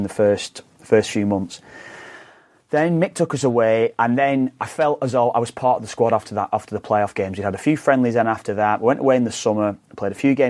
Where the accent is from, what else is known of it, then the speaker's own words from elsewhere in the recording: Preston, North West England, United Kingdom; I'm from Preston